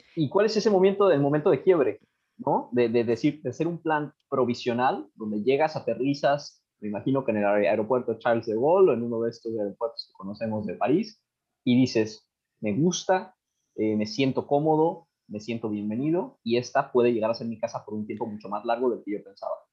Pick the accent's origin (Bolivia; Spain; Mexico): Mexico; nosotros que somos de México